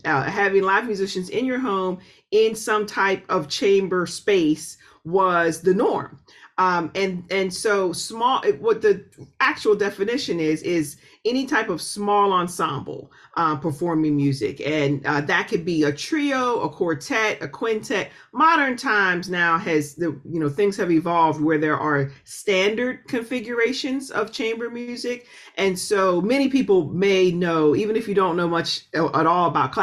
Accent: Pittsburgh, Pennsylvania, United States; moved away as an adult; also born or lived in Oberlin, Ohio / New York; I'm originally from Pittsburgh, which is an incredibly musical city

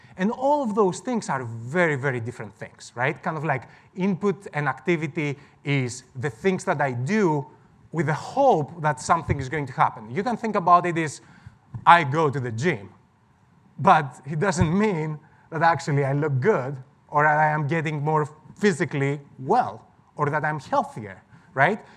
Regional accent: Greece; moved away; I'm from Greece originally.

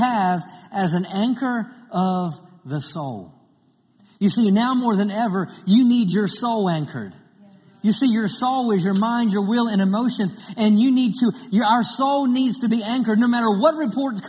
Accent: Maryland, United States; grew up in Maryland, and I grew up on the water

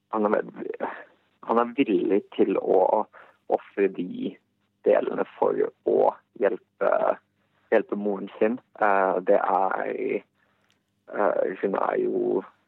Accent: Bosnia & Herzegovina; now in Norway; hjemlandet mitt og den kulturen som jeg kjenner derfra

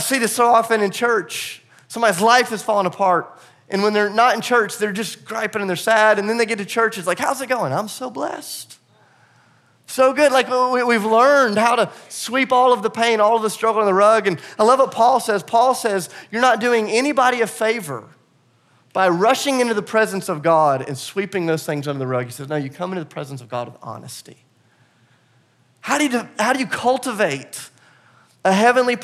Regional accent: the South, United States; I'm from the South and I'm a Christian

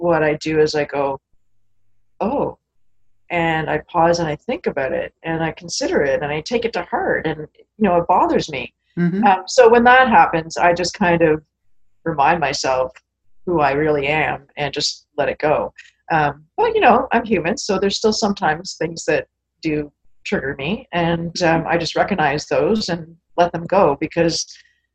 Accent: Canada; I'm Canadian after all

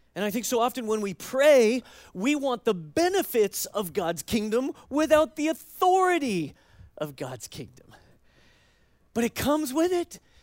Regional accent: United States; as American Christians

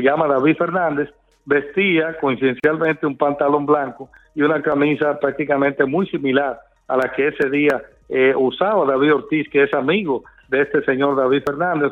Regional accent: Dominican Republic; como periodista, como dominicano

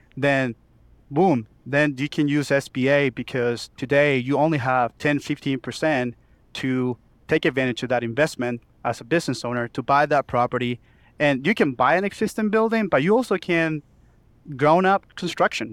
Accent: Chile; moved away as an adult; now in Oklahoma City, United States; I was born and raised in Chile

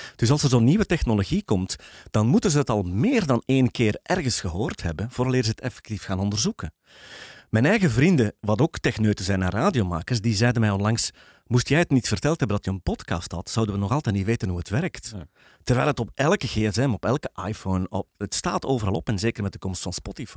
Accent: Belgium; als Belgen

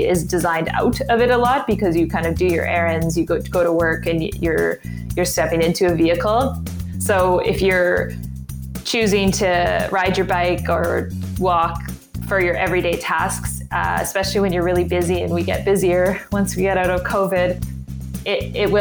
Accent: Winnipeg, Manitoba, Canada; I'm from Winnipeg, Manitoba, and I'm actually almost an architect

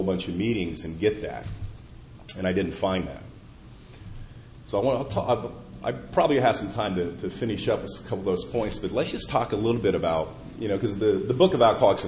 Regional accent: Indianapolis, Indiana, United States; my hometown of Indianapolis

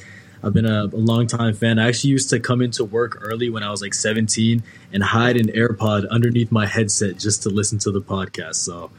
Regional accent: Maryland, United States; I'm from Maryland.

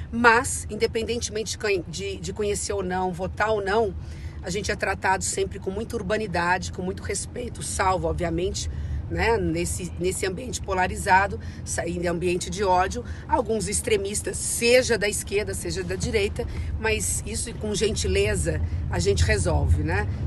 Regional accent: Northeast Region, Brazil; Quando eu venho do Nordeste brasileiro, que eu vou repetir o que eu disse lá, o Nordeste brasileiro era o, é a solução para o Brasil.

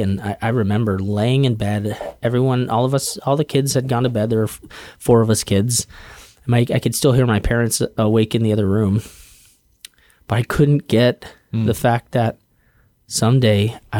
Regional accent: Denver, Colorado, United States; I grew up in Denver, Colorado. My dad's a pastor.

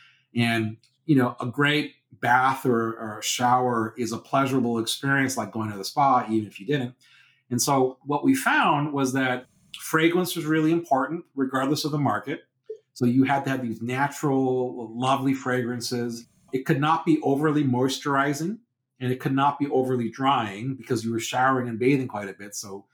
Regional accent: United Kingdom; oh, you know, we're British, it's about being respectful and polite to your, you know, people.

